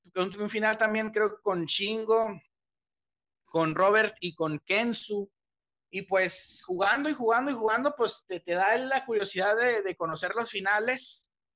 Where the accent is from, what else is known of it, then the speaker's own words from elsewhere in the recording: Torreón, Coahuila, Mexico; Torreón porque pues es el lugar donde yo crecí, donde he nacido toda mi vida y donde, perdón, donde he crecido toda mi vida, donde yo nací